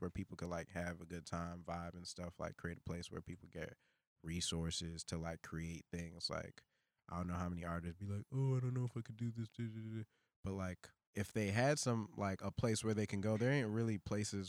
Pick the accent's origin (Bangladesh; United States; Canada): United States; New York City, New York; moved away; Brooklyn because that's where I come from.